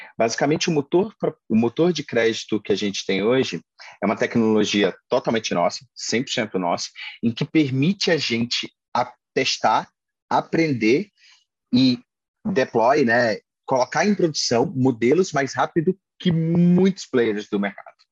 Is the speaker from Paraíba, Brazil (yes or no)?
yes; interior of Paraíba, Brazil; also born or lived in Maranhão; eu sou nordestino, minha família é interior do Maranhão, eu sou, sou nascido no interior da Paraíba